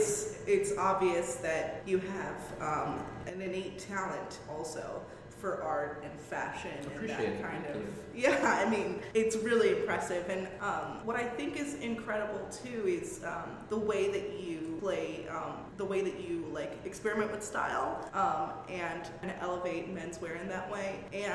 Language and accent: English; Bronx, New York, United States; We're from the Bronx. We'll take anything.